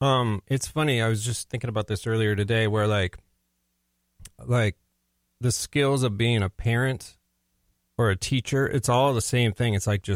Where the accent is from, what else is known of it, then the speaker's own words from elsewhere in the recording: St. Louis Park, Minnesota, United States; also born or lived in Plymouth, Minnesota; I was first lived in Plymouth for 6 years, then we moved to St. Louis Park.